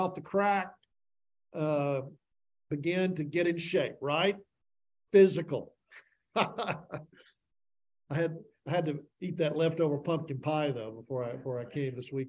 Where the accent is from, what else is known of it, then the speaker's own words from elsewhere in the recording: Tennessee, United States; I grew up in Tennessee saying, I'll learn you